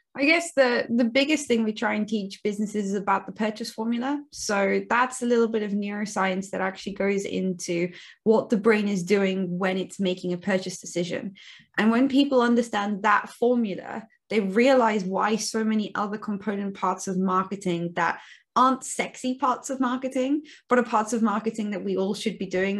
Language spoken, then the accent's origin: English; Cape Town, Western Cape, South Africa; also born or lived in near Bath, United Kingdom; now in Bath, United Kingdom; I'm originally from South Africa, from Cape Town in South Africa, um, hence the dodgy accent.